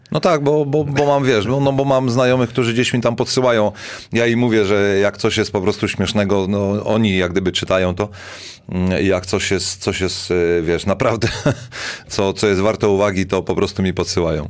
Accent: Szczecin, West Pomeranian Voivodeship, Poland

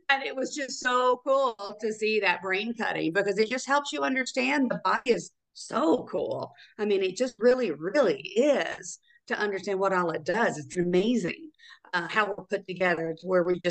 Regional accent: Chattanooga, Tennessee, United States; moved away as an adult; also born or lived in Memphis, Tennessee / Phoenix, Arizona; Tennessee, Chattanooga, Tennessee.

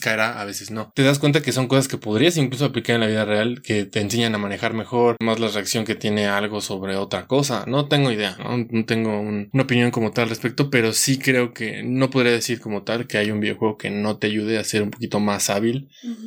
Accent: Mexico; como mexicanos

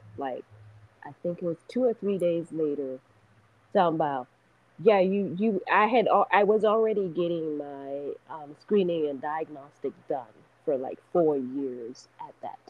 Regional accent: Nigeria; Yes, Nigeria. Yeah.

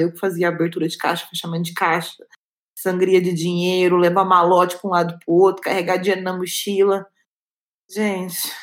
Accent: Goiânia, Goiás, Brazil; eu sou de Goiânia, de Goiás

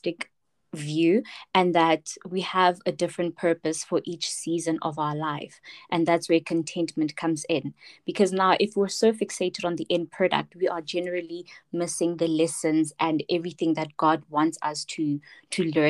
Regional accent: Pretoria, Gauteng, South Africa; I am from Soshanguve, Pretoria

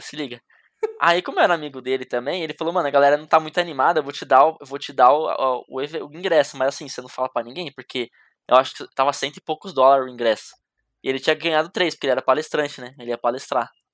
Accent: Jundiaí, São Paulo, Brazil; Eu vim da capital, eu vim de Jundiaí, né? Que é perto da capital de São Paulo

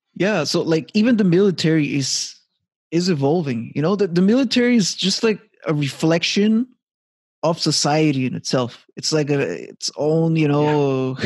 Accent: Montreal, Quebec, Canada; moved away as an adult; now in Halifax, Canada; back in my hometown Montreal

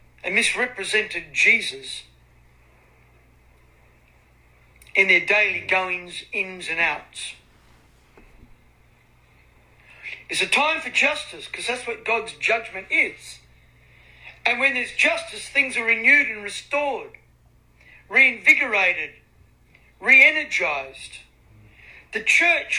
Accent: Australia; I'm from Australia

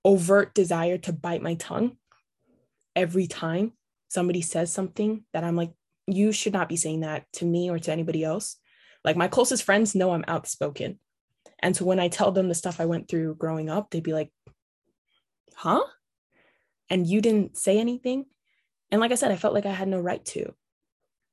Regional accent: Brisbane, Queensland, Australia; now in Canada; I grew up in Australia, in a city that was very diverse, Brisbane.

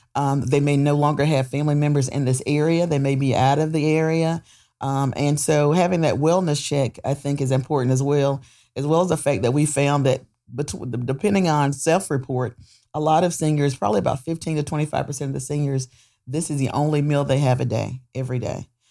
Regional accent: Goldsboro, North Carolina, United States; I'm born and raised here in Goldsboro

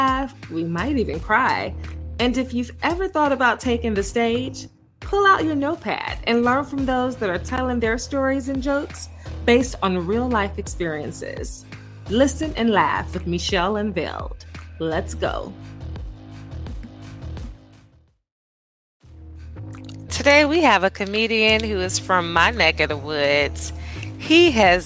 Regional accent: Gary, Indiana, United States; now in Austin, United States; I am from Gary, Indiana

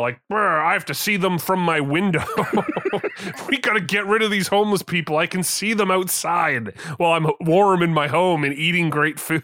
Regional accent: Canada

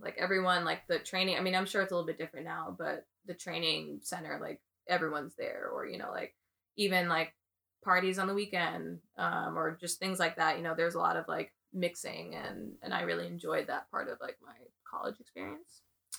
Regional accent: Jamaica; I guess I'm a good player, and I'm Jamaican, yeah.

